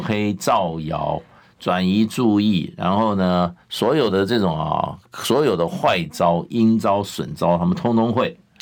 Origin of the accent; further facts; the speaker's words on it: Taiwan; 我们也是在台湾教育下长大的